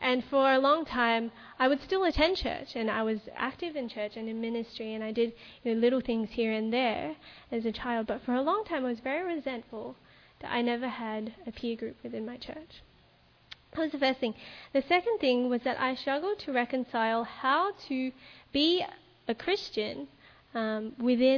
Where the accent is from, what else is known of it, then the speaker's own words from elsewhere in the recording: Melbourne, Victoria, Australia; I grew up in Melbourne in a church called the Melbourne Seventh-day Adventist Church